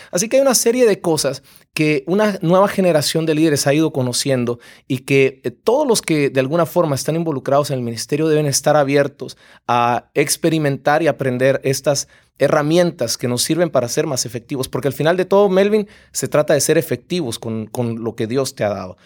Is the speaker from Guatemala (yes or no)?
yes; Guatemala; yo soy guatemalteco y nuestra empresa está en Guatemala